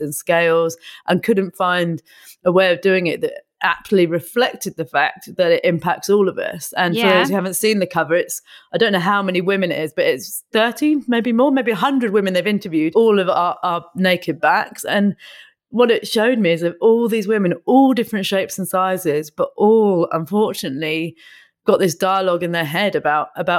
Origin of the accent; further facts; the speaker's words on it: Buckinghamshire, South East England, United Kingdom; now in London, United Kingdom; I grew up in Buckinghamshire.